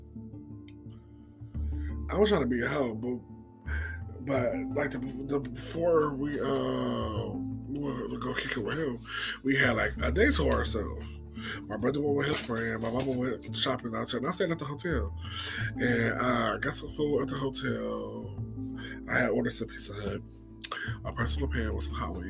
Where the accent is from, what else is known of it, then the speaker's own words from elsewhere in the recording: Cleveland, Ohio, United States; I'm from Cleveland. I live in Cleveland.